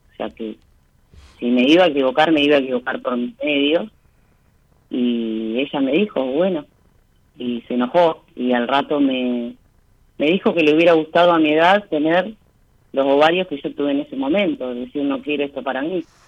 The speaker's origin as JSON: {"language": "Spanish", "town": "Bahía Blanca", "region": "Buenos Aires Province", "country": "Argentina", "said": "De Bahía Blanca"}